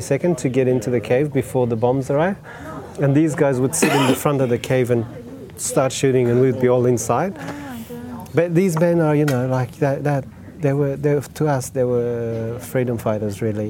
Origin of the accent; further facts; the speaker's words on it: Afghanistan; English is a second language; moved away as an adult; now in Australia; I was born in Afghanistan in 1978